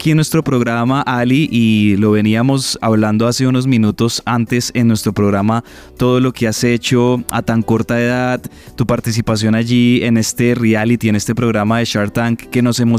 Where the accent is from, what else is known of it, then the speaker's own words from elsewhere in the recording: Colombia; una niña que nos hace sentir orgullosos como colombianos